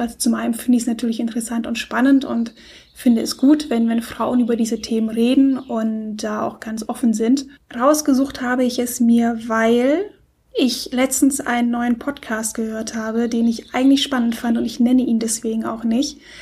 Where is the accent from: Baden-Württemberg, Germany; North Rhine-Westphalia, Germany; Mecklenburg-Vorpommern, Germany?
Baden-Württemberg, Germany; Stuttgart; ich komme aus Stuttgart, da bin ich aufgewachsen